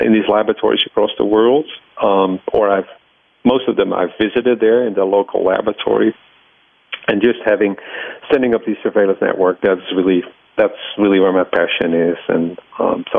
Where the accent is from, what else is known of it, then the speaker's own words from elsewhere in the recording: Netherlands; moved away as an adult; now in United States; I grew up in the Netherlands